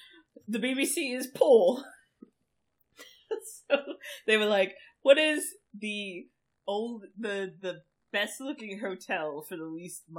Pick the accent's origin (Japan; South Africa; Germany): Germany; we Germans tend to just show up in random fucking places